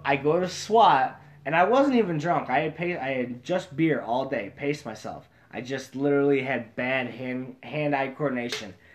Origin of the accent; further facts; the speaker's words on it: Central New York, United States; we're from Central New York